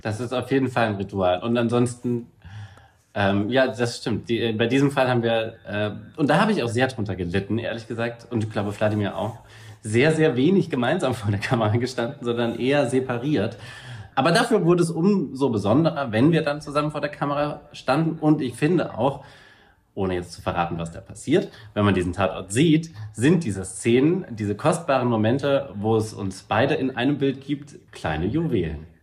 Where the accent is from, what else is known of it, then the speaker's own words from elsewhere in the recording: Saarbrücken, Saarland, Germany; moved away; also born or lived in Völklingen; aufgewachsen bin ich dann in alten Kessel zwischen Völklingen und Saarbrücken